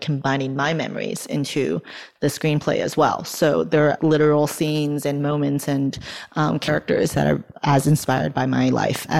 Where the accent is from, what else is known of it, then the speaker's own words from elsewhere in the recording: East Coast of the US, United States; also born or lived in China; I was born in China, moved to the US when I was 4, and like lived in the East Coast